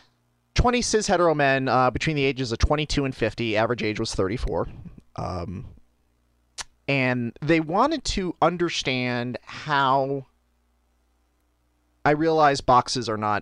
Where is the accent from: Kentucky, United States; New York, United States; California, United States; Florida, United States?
New York, United States; Buffalo; I grew up in Buffalo in Western New York